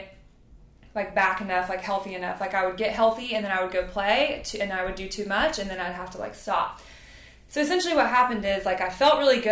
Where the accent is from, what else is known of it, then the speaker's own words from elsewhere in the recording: Tennessee, United States; also born or lived in Louisiana; after we moved from Louisiana to Tennessee, like, I started volleyball